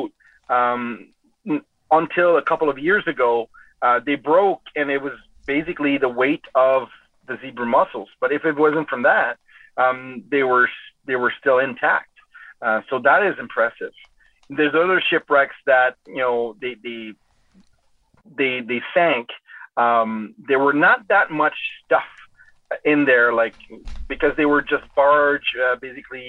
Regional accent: Rimouski, Quebec, Canada; now in Kingston, Canada; I come from Eastern Quebec in Rimouski, where the St. Lawrence River is about 60 kilometers wide

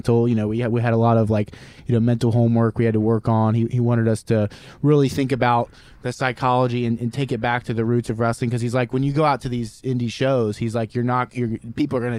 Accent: Cincinnati, Ohio, United States; he's from Cincinnati, and that's where we're from

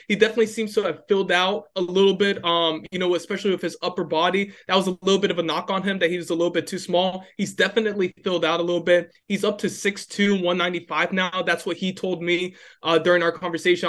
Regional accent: Gainesville, United States; moved away; I'm from Gainesville

